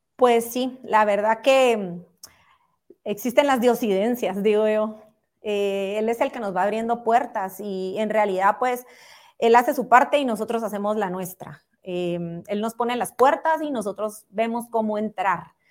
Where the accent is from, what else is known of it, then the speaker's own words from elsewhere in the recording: Guatemala; todos como guatemaltecos